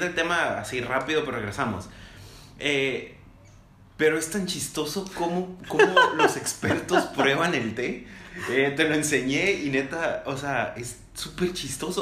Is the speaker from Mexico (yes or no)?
yes; Mexico; como mexicanos, como latinos